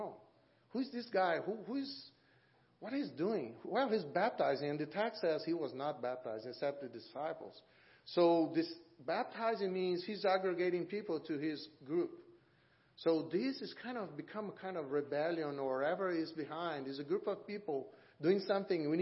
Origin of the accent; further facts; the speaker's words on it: Brazil; moved away as an adult; now in Auburn, United States; I'm from Brazil